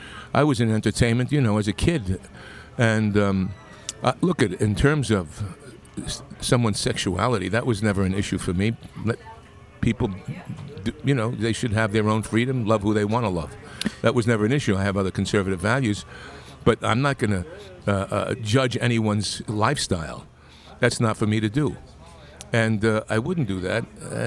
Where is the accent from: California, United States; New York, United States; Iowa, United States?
New York, United States; Long Island; In Long Island.